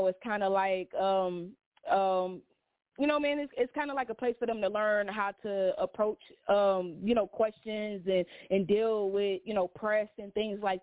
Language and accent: English; Detroit, Michigan, United States; now in Atlanta, United States; born and raised in Detroit. I live down here in Atlanta